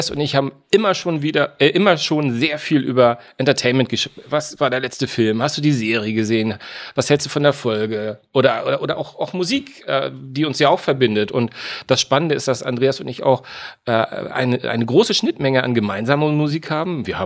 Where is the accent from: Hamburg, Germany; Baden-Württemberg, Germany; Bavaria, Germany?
Hamburg, Germany; eigentlich bin ich ein gebürtiger Hamburger